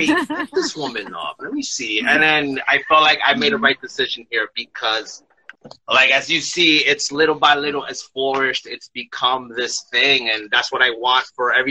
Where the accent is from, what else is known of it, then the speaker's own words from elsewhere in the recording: New York City, New York, United States; I'm from Brooklyn, New York.